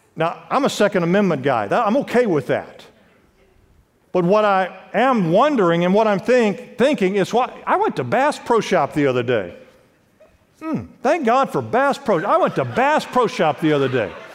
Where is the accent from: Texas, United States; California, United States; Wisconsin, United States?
California, United States; Los Angeles; I grew up in Los Angeles, California